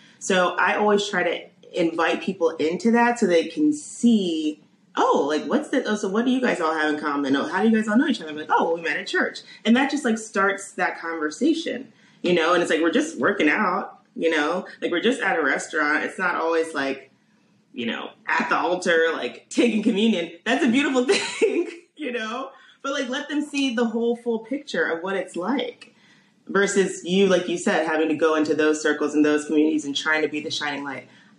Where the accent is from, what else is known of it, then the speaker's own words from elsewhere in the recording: Columbia, Maryland, United States; moved away as an adult; also born or lived in Washington, D.C. / St. Louis; now in Chicago, United States; I'm from Maryland. So born there, raised there, was there my whole life